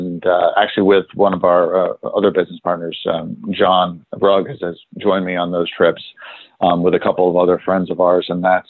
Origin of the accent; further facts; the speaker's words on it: London, United Kingdom; also born or lived in New York; Even though I was born in New York, I grew up, spent 5 years living in London when I was younger. So my first memories are of London, and also of trading floors in London.